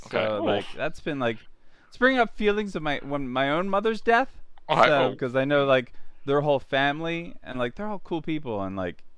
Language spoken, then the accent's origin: English; Philadelphia, Pennsylvania, United States; You can tell I'm from Philadelphia because of how I say water